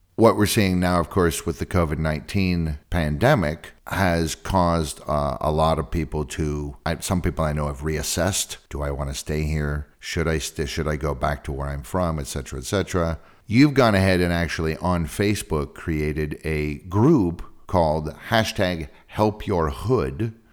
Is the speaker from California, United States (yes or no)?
yes; San Francisco, California, United States; now in Prague, Czech Republic; I'm from San Francisco, California